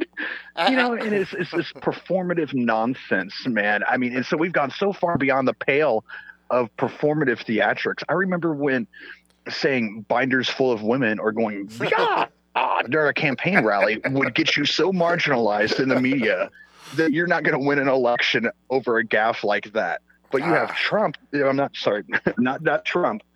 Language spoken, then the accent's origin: English; Sweden; first language Swedish; English is a second language; moved away; I'm pale. I'm from Sweden